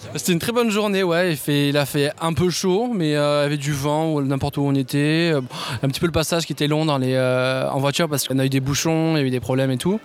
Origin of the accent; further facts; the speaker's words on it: Toulouse, Occitania, France; je suis toulousain de naissance